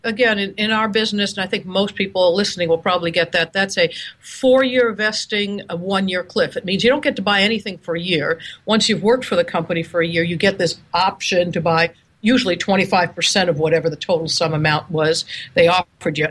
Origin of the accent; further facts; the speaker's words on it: Seattle, Washington, United States; I'm calling you from, oh, Seattle, Washington. Isn't that amazing? my hometown.